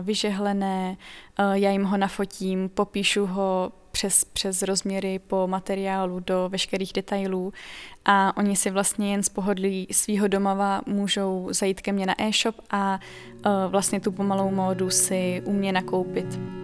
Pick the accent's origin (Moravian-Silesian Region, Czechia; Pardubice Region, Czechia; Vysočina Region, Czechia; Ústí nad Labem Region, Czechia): Pardubice Region, Czechia; je mi 22 let, jsem z Pardubického kraje